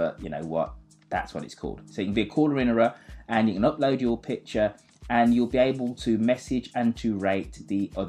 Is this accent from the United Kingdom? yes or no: yes; England, United Kingdom; I am English